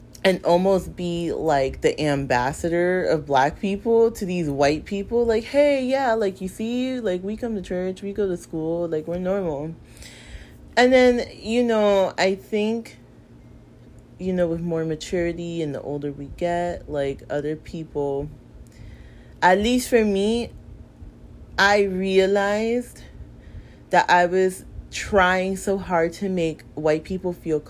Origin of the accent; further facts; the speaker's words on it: United States; I'm black American. But then my parents are both immigrants from places that have very deep roots in slavery